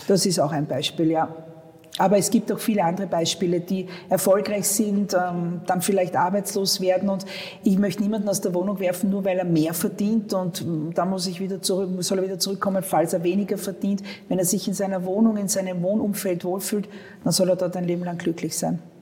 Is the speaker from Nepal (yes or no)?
no; Vienna, Austria; wo ich herkomme, wo ich eigentlich immer gelebt habe. Ich muss zugeben, ähm, ich habe noch nie in einem anderen Bezirk gewohnt